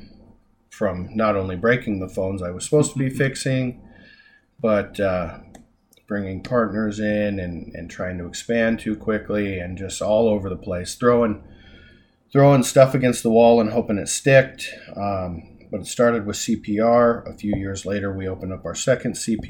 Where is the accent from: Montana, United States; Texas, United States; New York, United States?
Montana, United States; Hysham; also born or lived in Dickinson, North Dakota / Billings, Montana; I grew up in Hysham